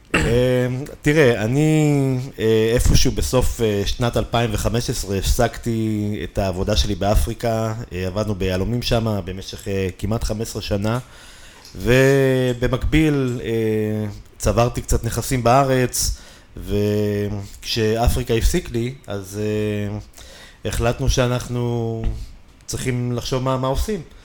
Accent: Israel; אנחנו באים מישראל

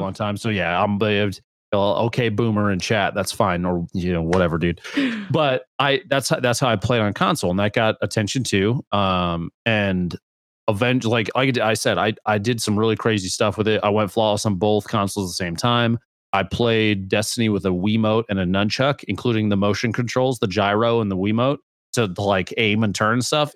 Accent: Nebraska, United States; I'm from Nebraska

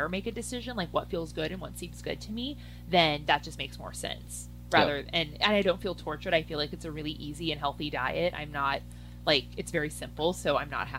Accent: Midwest, United States; I grew up in the Midwest.

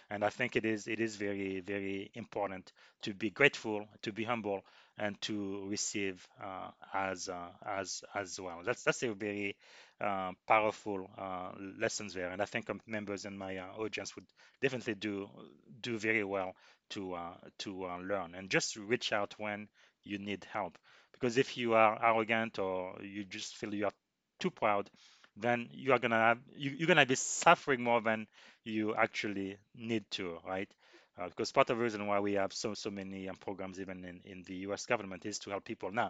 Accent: DR Congo; moved away; I came to this country from the Congo.

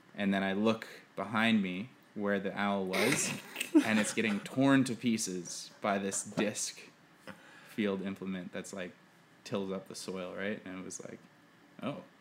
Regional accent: Manitoba, Canada; There's a lotta owls where I grew up in Manitoba

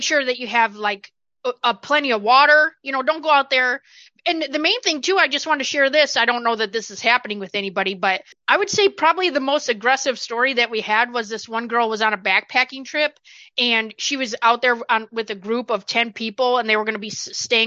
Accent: Johnson City, United States; I'm from Johnson City

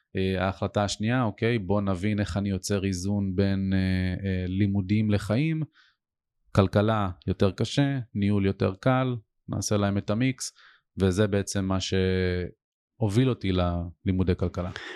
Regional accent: Ness Ziona, Central District, Israel; גדלתי את רוב שנותיי בנס ציונה

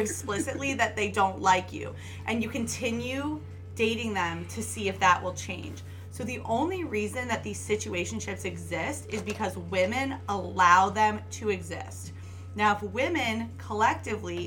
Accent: South suburbs of Chicago, Illinois, United States; now in Chicago, United States; South suburbs of Chicago

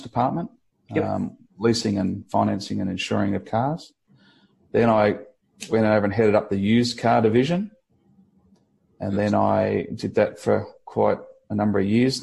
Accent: Kiama, New South Wales, Australia; also born or lived in Bondi Beach; growing up in Kiama

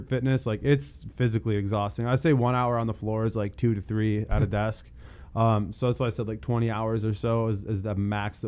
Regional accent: Holt, Michigan, United States; also born or lived in Lansing, Michigan / Ohio / Philadelphia; I'm actually from Lansing. I grew up in Holt. I graduated from Holt in 2012.

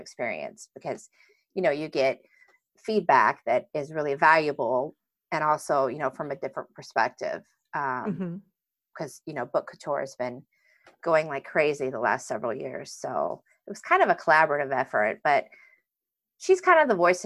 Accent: Southeast Iowa, United States; also born or lived in Indiana; I grew up in a small town, Southeast Iowa, much smaller actually than Stillwater.

